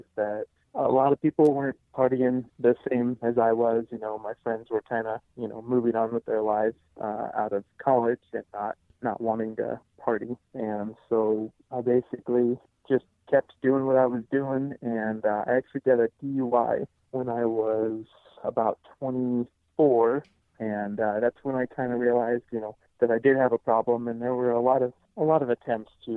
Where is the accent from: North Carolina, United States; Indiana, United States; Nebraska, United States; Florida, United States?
Nebraska, United States; moved away as an adult; now in Fort Collins, United States; I'm originally from Nebraska, but I live in Fort Collins, Colorado